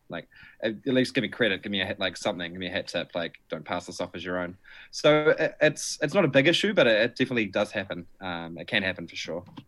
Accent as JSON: {"language": "English", "town": "Timaru", "region": "Canterbury", "country": "New Zealand", "tie": "born or raised there", "moved": "yes", "lives_now": "Wellington, New Zealand", "said": "growing up in Timmers, like, Christchurch was always the big city"}